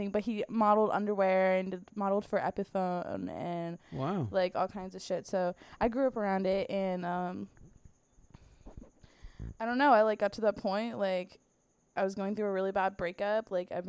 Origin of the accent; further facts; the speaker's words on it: Sarasota, Florida, United States; also born or lived in Bradenton / Tampa / Daytona; the area I grew up in Sarasota, Bradenton. I lived in Tampa. I've lived in Daytona. I've lived all around Florida.